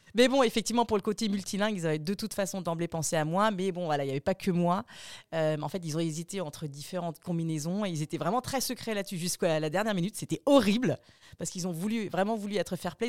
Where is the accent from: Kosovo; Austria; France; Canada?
Austria; moved away; j'ai grandi en Autriche